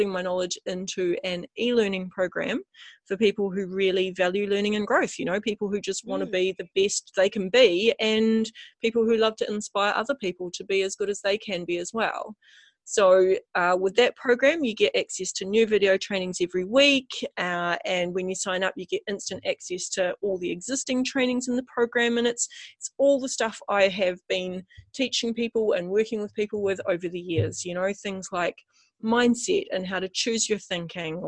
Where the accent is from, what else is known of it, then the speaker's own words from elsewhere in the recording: Christchurch, Canterbury, New Zealand; I'm from New Zealand, and specifically I'm from a place called Christchurch